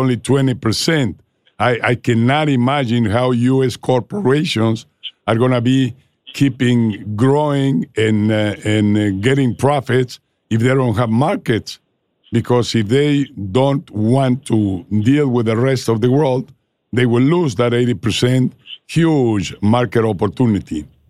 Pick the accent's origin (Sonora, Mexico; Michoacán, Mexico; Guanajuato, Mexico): Guanajuato, Mexico; Rancho San Cristobal; I was born and raised with them in Rancho San Cristobal